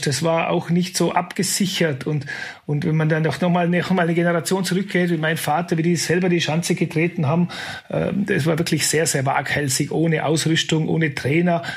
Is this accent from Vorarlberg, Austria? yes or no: yes; Kleinwalsertal, Vorarlberg, Austria; Ich bin im Kleinwalsertal aufgewachsen